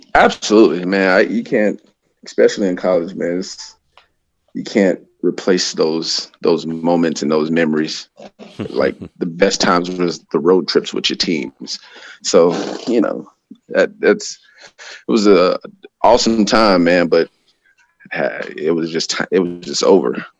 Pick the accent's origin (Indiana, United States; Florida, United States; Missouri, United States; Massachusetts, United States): Florida, United States; Tampa; moved away as an adult; also born or lived in Napa, California; now in Bay Area, California, United States; I'm originally from Tampa, Florida.